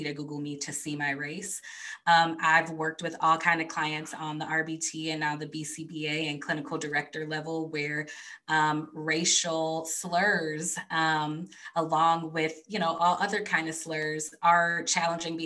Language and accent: English; a suburb outside of Detroit, Michigan, United States; I was born and raised in a suburb outside of Detroit.